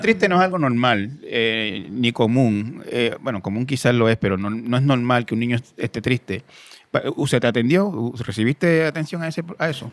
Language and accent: Spanish; Puerto Rico; somos los puertorriqueños